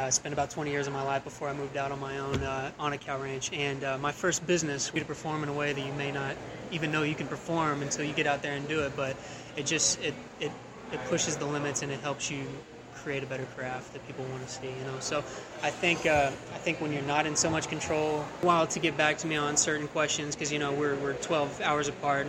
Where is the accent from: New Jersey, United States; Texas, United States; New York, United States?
Texas, United States; Wylie; Yeah, Wiley, Texas. So just a little bit out of Dallas.